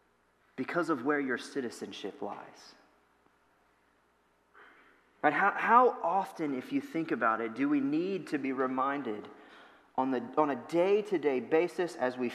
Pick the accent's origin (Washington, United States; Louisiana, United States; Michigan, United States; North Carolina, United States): Louisiana, United States; moved away as an adult; now in Ohio, United States; my wife and I moved up here from Louisiana. That's where we're originally from